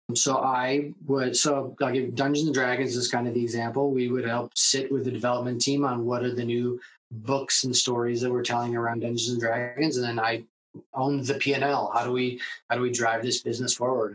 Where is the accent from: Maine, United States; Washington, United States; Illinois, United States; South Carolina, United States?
Washington, United States; Seattle; also born or lived in New York; grew up in Seattle.